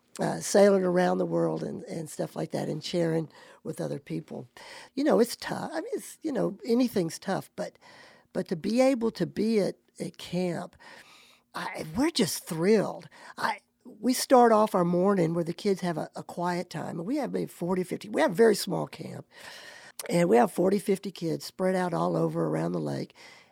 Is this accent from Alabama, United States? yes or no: yes; Alabama, United States; I'm from Alabama. Love it.